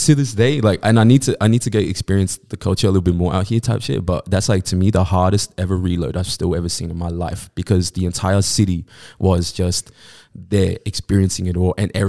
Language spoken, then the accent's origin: English; New South Wales, Australia; That's not Inner West. It's like a whole thing. Like, so I grew up in Greater West. We call it Greater West.